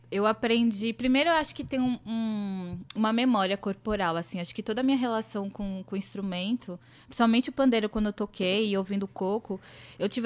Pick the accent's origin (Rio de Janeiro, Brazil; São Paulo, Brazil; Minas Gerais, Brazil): São Paulo, Brazil; moved away; quando eu saí lá de São Paulo, nesse lugar também da busca do coco, eu estava também buscando uma casa espiritual.